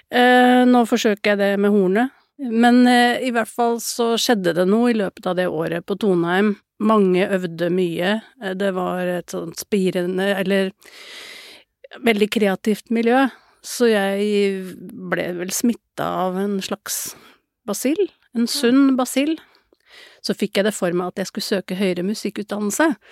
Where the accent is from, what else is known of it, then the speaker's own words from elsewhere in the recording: Lillehammer, Innlandet, Norway; moved away as an adult; now in Oslo, Norway; Jeg kommer opprinnelig fra Lillehammer, men flytta derfra da jeg var 19 år.